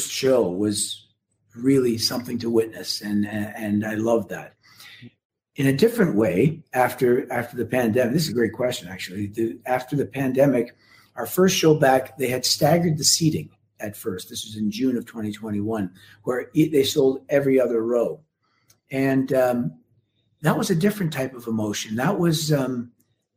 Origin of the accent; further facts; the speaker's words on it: Canada; as a Canadian